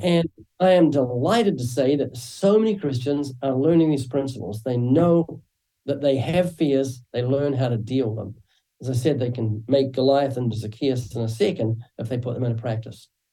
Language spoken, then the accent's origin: English; New Zealand; moved away as an adult; now in Southern California, United States; you might find a slight accent when I speak. That's because I'm originally from New Zealand